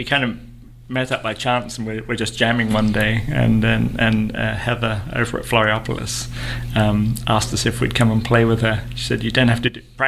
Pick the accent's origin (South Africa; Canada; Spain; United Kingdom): United Kingdom; England; accent: English; moved away as an adult; also born or lived in Dothan, Alabama; now in United States; I'm from England. I've been over here 18 years now